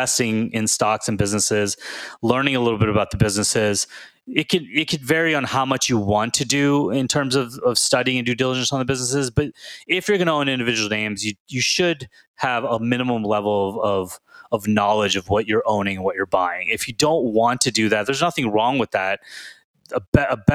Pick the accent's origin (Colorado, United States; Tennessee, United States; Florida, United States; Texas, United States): Texas, United States; Houston; when I was growing up in Houston